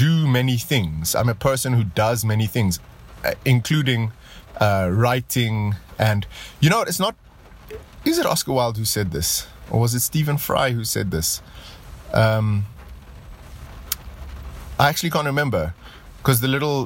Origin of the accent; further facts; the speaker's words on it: Pretoria, Gauteng, South Africa; I'm driving around in my hometown of Pretoria